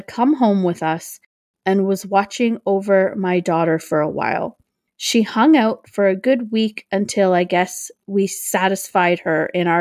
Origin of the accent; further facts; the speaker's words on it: Oshawa, Ontario, Canada; also born or lived in Toronto, Ontario; near where I live in my hometown called Parkwood Mansion